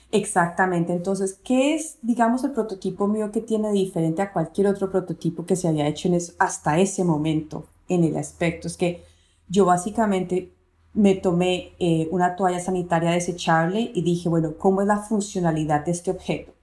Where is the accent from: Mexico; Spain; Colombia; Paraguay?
Colombia; yo soy una diseñadora colombiana, diseñadora industrial